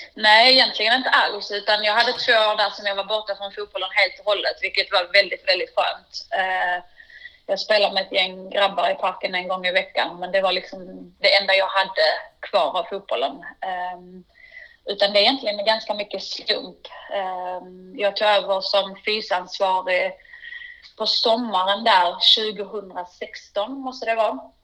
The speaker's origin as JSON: {"language": "Swedish", "town": "Vellinge", "region": "Skåne", "country": "Sweden", "tie": "born or raised there", "said": "jag är uppvuxen i, i Vellinge, en liten by utanför Malmö"}